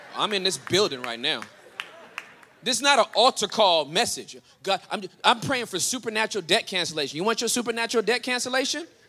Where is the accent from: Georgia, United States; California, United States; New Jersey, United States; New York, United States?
California, United States; Southern; now in Denton, United States; since I'm from Southern California